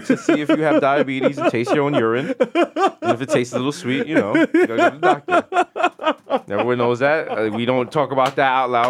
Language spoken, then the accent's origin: English; New York City, New York, United States; I'm from New York